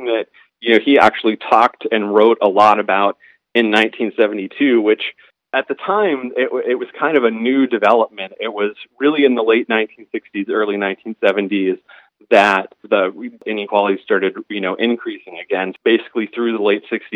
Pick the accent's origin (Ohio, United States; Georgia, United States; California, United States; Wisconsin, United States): Ohio, United States; Youngstown; I'm from Youngstown, Ohio, and big steel producing center, classic Rust Belt town